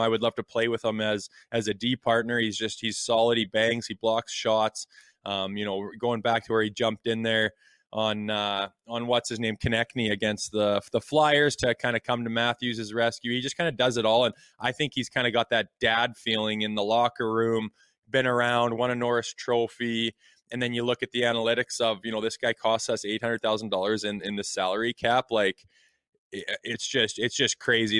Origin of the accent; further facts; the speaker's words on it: Canada; as a Canadian hockey fan